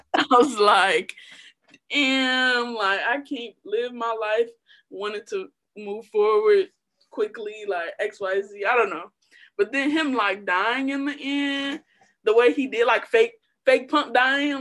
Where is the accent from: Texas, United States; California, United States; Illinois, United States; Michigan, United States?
Illinois, United States; Chicago; Most of my little like young years raised on the South Side